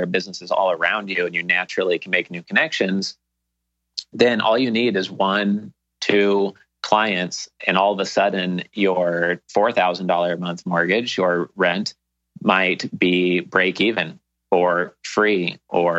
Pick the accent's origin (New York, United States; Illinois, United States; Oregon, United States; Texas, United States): Oregon, United States; Portland; moved away as an adult; now in Key Biscayne, United States; I had all my friends and family growing up in Portland, Oregon